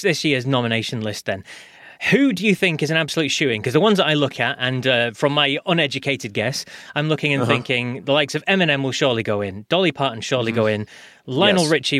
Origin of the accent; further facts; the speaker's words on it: United Kingdom; being British